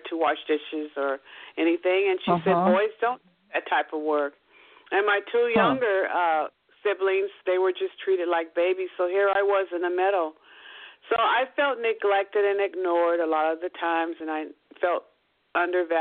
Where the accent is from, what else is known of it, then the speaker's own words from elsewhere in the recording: Seattle, Washington, United States; also born or lived in Kent, Washington; I grew up in Seattle, Washington